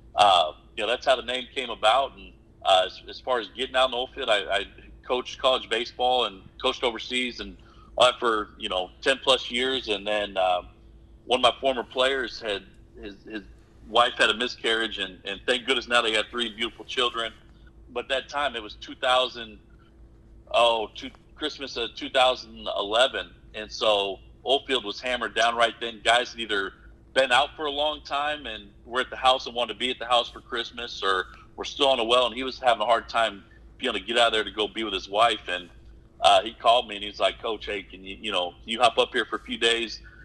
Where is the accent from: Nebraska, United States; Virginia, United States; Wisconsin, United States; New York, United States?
Nebraska, United States; Omaha; moved away as an adult; also born or lived in Oklahoma; I'm originally born and raised in Omaha, Nebraska